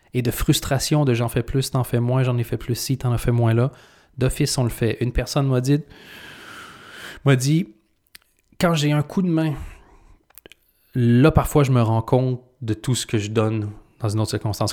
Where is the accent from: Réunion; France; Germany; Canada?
Canada; now in Belgium; j'ai deux nationalités. Je suis canadien et je suis belge. Quand je suis devenu belge